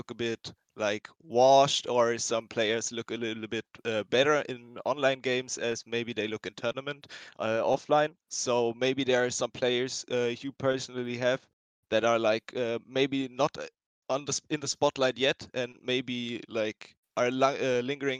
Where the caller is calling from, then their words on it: Germany; I'm calling in from Germany